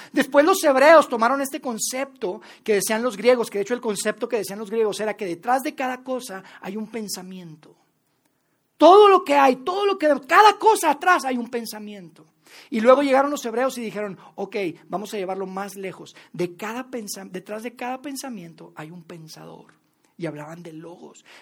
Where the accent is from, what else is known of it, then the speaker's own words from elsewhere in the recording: Mexico; also born or lived in Mexico City; como mexicanos, como latinoamericanos